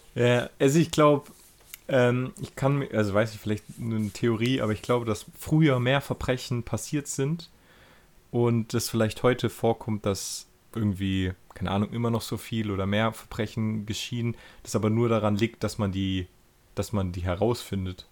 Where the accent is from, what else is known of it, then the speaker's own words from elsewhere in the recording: Germany; bei uns in Deutschland